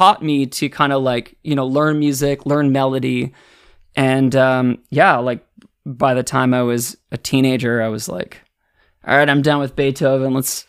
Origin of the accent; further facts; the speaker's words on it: Ottawa, Ontario, Canada; born there; Yeah, I was born in Ottawa. My sisters and my mom and dad and I in the summer of 1990. We moved across Canada.